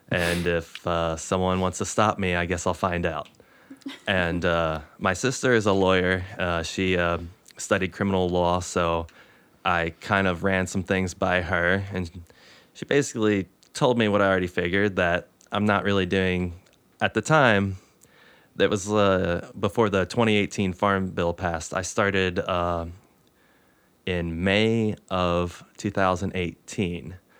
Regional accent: Moorefield, West Virginia, United States; my hometown, I'm from the eastern part of the state, a place called Moorfield.

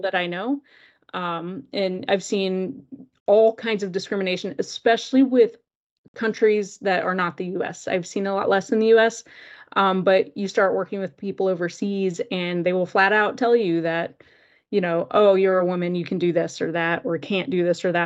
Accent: North Carolina, United States; moved away as an adult; also born or lived in Gainesville, Florida; I grew up in North Carolina

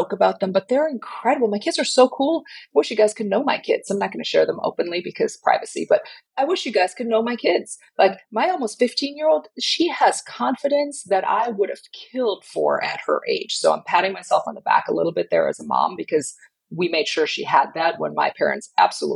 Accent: Germany; now in Southern United States; I grew up in Germany. Most people in Germany don't do church

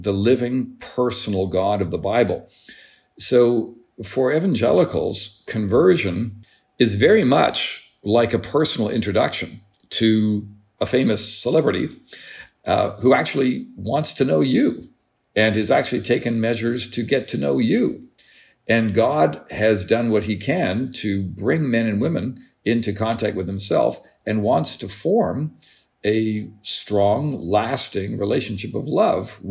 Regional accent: Canada; as a Canadian

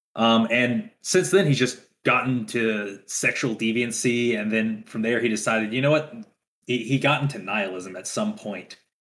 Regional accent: Louisiana, United States; now in West Texas, United States; I'm from Louisiana

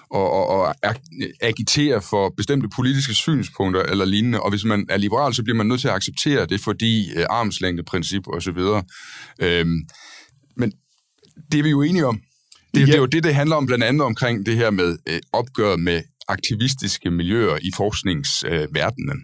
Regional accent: Denmark; now in Copenhagen, Denmark; vi begge, alle tre her er øh, jyske øh, mænd, Øh, dog har jeg assimileret mig i København og forsøger at lægge skjul på det. Men øh, ellers er vi fra Jylland

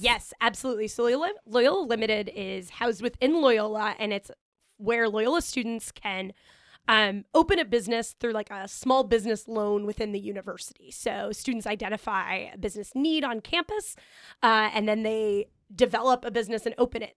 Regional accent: Omaha, Nebraska, United States; moved away as an adult; now in Chicago, United States; I grew up in Omaha, Nebraska

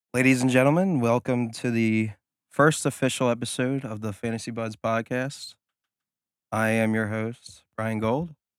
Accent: New Jersey, United States; we're from the Philadelphia area. New Jersey, but to others, we say Philadelphia

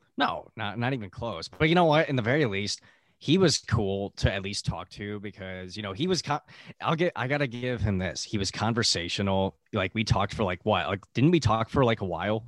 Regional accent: Buffalo, New York, United States; now in California, United States; we're both from Buffalo

